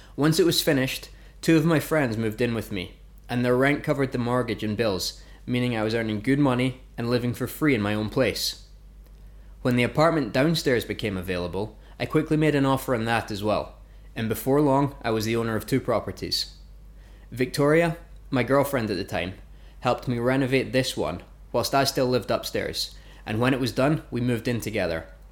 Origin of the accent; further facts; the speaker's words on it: Fife, Scotland, United Kingdom; moved away as an adult; also born or lived in Glasgow / Lancaster / Vancouver, Canada; I was born and grew up in a place called Fife in Scotland